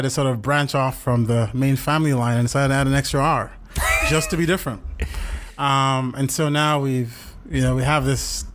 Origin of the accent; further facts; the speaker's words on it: Lagos, Nigeria; moved away; also born or lived in Massachusetts, United States; I grew up in Lagos